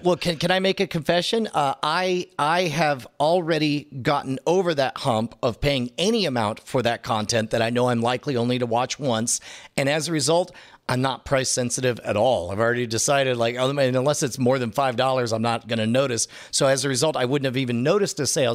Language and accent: English; Katy, Texas, United States; Katy, Texas. Fun fact, that's my hometown. I went to Katy High School